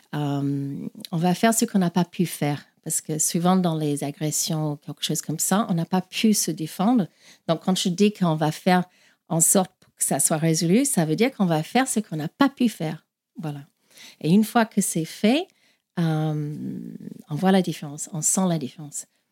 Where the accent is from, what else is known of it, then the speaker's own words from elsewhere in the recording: Australia; French is a second language; moved away as an adult; also born or lived in Ireland; now in France; Donc je suis née en Irlande, mais j'ai grandi en Australie et ça fait 20 ans que, je, que j'habite en France